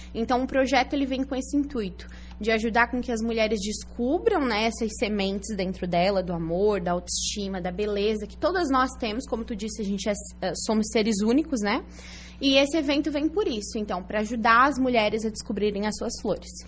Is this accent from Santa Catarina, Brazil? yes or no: yes; Araranguá, Santa Catarina, Brazil; moved away as an adult; also born or lived in Içara / Criciúma; eu nasci em Isara, mas nunca morei lá. Uhum. E aí morei até os meus cinco anos em Criciúma e depois vim para Araranguá. Então sou araranguaense, é, né? Então... Morei aqui até os 18 anos